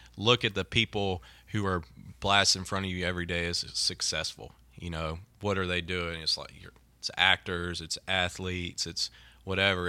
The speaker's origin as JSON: {"language": "English", "region": "Mississippi", "country": "United States", "tie": "born or raised there", "said": "growing up in Mississippi and having so many junior colleges here."}